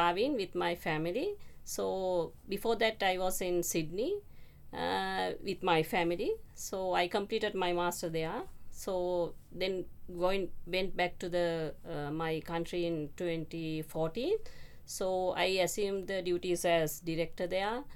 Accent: Sri Lanka; from Sri Lanka.

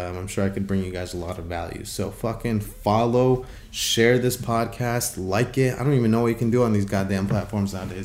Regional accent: Holland, Michigan, United States; I'm from Holland, Michigan

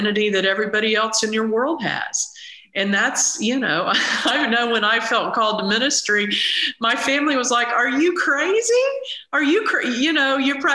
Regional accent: the South, United States; growing up in the South

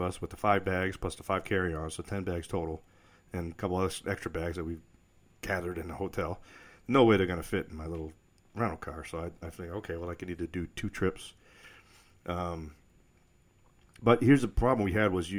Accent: New England, United States; moved away as an adult; now in Colorado Springs, United States; growing up in New England

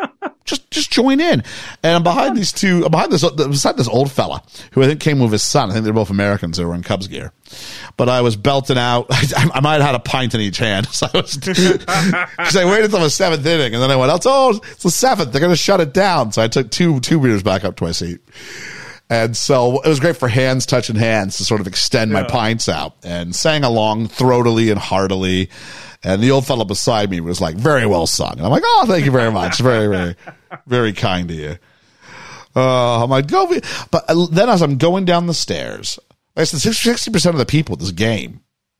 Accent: Canada; As a Canadian

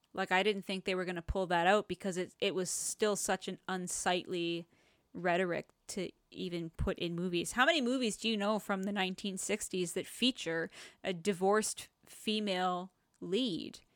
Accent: Canada; we're Canadian

